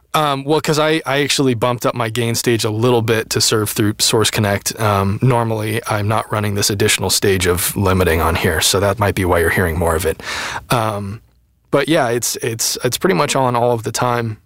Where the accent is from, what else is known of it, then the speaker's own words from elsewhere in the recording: Seattle, Washington, United States; now in Los Angeles, United States; I grew up in the Seattle area